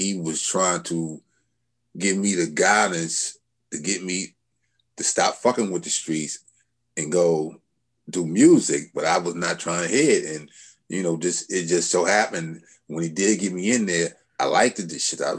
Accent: Hempstead, New York, United States; I'm from Long Island

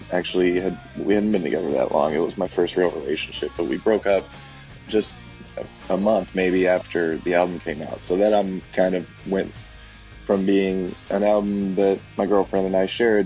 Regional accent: Fort Smith, Arkansas, United States; I'm from Fort Smith, Arkansas

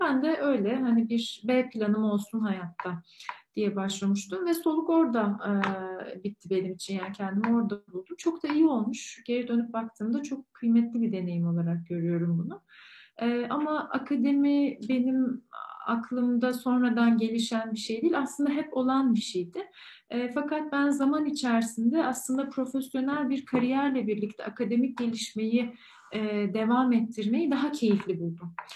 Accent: Ankara, Turkey; moved away as an adult; also born or lived in Istanbul / London; bir Ankaralı olarak daha sonra İstanbul'a taşındım ben

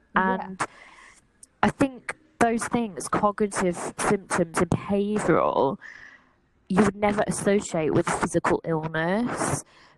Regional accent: West Midlands, United Kingdom; I grew up around Staffordshire. Like, we moved quite a lot, but generally around the West Midlands. And at the minute, I'm living in Stafford, which is a town in Staffordshire.

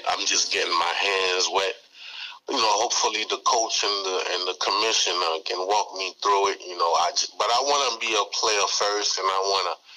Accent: New York City, New York, United States; I'm from Brooklyn, New York

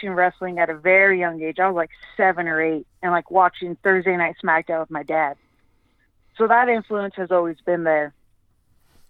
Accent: California, United States; moved away as an adult; now in Albuquerque, United States; I'm originally from California, and I moved to Albuquerque for school

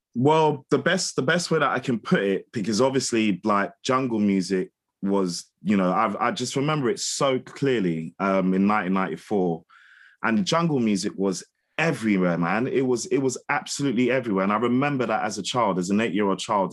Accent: London, United Kingdom; moved away as an adult; also born or lived in Windsor; I'm from Hammersmith, and I grew up on, like, like Isofem

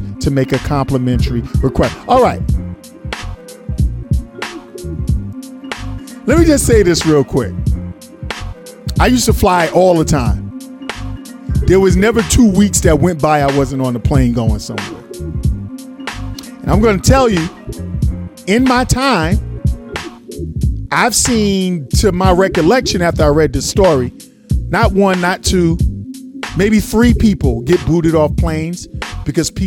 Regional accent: New York City, New York, United States; I'm from New York City

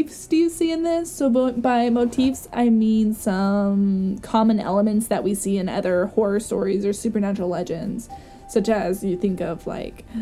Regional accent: Portland, Indiana, United States; we're from Portland.

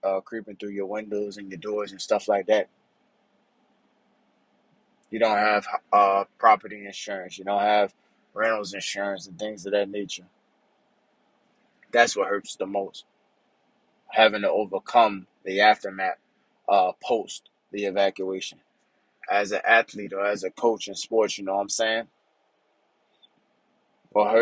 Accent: Louisiana, United States; moved away as an adult; I'm from Louisiana. Growing up, hurricanes was a major thing in Louisiana

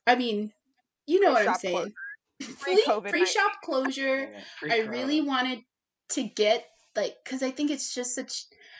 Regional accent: Texas, United States; I'm from Texas for anyone who's interested.

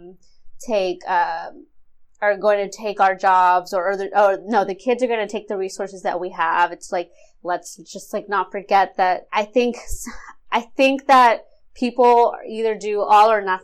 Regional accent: Mexico; now in United States; we would have left Mexico to come to this country

